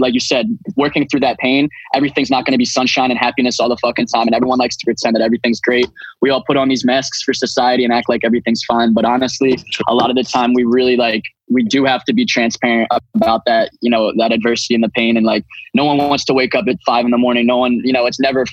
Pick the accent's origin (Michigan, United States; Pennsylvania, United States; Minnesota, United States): Pennsylvania, United States; Philadelphia; I'm a producer from Philadelphia